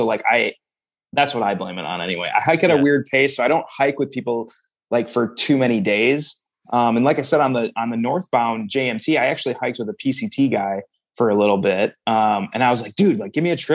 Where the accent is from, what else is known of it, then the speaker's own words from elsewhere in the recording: Mauston, Wisconsin, United States; I'm from Mauston, and well, I describe it by its exit 69